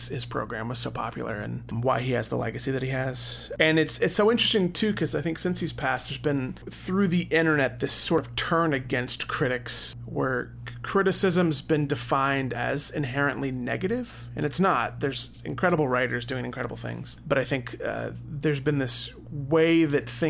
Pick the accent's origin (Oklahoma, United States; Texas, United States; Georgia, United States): Oklahoma, United States; moved away; also born or lived in Chicago; growing up in Oklahoma